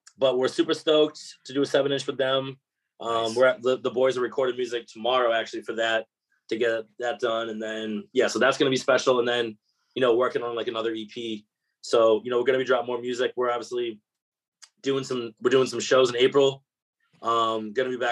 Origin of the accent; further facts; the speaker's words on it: Abington, Massachusetts, United States; moved away as an adult; also born or lived in Boston; now in Nashville, United States; I'm an Abington kid, so you know, I gotta pay homage to my local candy coffee